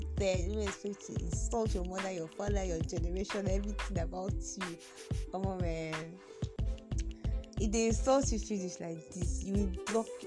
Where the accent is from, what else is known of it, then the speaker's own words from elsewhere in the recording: Nigeria; I'm also a Nigerian